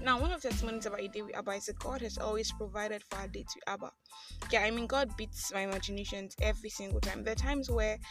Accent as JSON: {"language": "English", "country": "Nigeria", "said": "I am that Nigerian Christian talkaholic"}